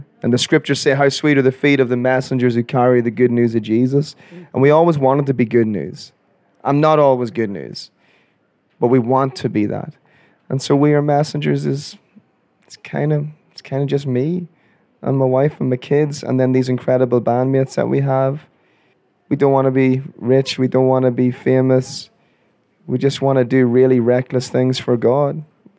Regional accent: Ireland; I'm Irish. I thought, let's have a midlife crisis by a sports car.

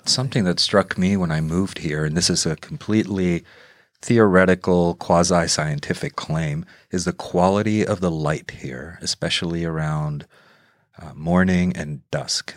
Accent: Mexico City, Mexico; now in Seattle, United States; I grew up in Mexico City

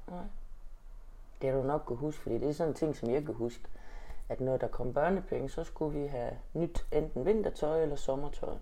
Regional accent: Denmark; jeg har da altid været 100% dansker

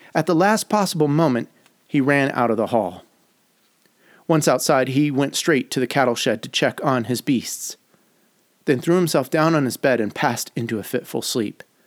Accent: Detroit, Michigan, United States; moved away; also born or lived in Chicago; my years growing up in Detroit

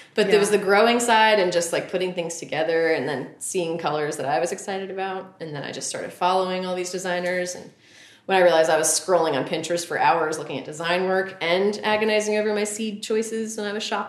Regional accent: rural New Jersey, United States; moved away; I grew up in rural New Jersey.

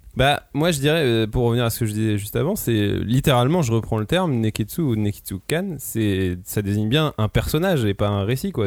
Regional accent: France; nous, en tant que Français

